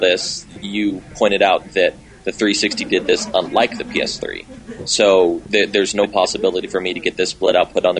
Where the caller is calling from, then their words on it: Colorado, United States; calling from Glenn gave me an excuse to call in Colorado.